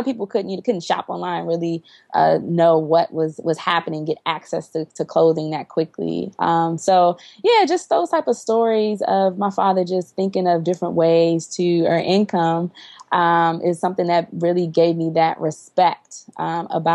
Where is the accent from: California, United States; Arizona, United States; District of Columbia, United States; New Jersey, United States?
District of Columbia, United States; Washington; was born and raised in Washington, D.C.